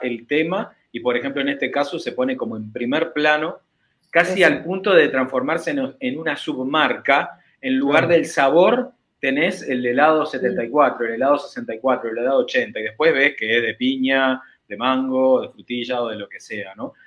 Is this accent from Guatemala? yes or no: no; Uruguay; yo siendo uruguayo